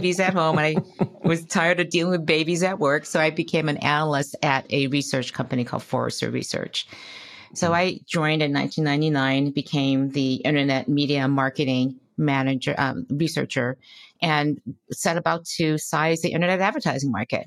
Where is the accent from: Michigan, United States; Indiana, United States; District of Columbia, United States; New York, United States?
Michigan, United States; Detroit; moved away as an adult; also born or lived in Boston / Silicon Valley, California; I grew up in Detroit, Michigan